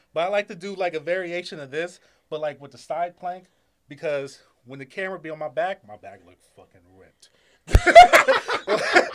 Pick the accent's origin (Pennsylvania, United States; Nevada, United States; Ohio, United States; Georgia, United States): Ohio, United States; Akron; I'm from Akron, Ohio.